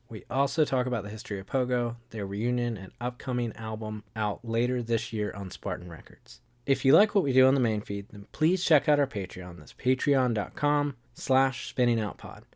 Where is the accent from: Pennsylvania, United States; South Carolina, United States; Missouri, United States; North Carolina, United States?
North Carolina, United States; Wilmington; now in Charlotte, United States; where I live in Charlotte and where I grew up in Wilmington